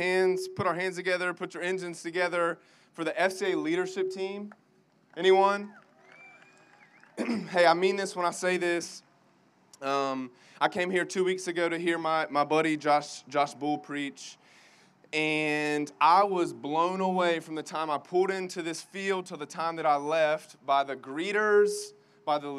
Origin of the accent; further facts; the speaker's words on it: Greenville, South Carolina, United States; moved away as an adult; now in Clemson, United States; I'm from Greenville, went to Clemson. I actually live here now with my wife